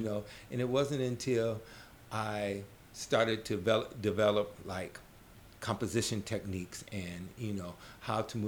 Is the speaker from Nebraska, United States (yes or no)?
yes; Omaha, Nebraska, United States; moved away as an adult; also born or lived in New Orleans, Louisiana / Chicago, Illinois; now in New York, United States; I grew up in Omaha, Nebraska.